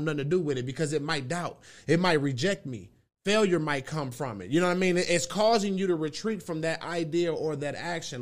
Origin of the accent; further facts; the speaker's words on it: Milwaukee, Wisconsin, United States; I come from Milwaukee, Wisconsin, 414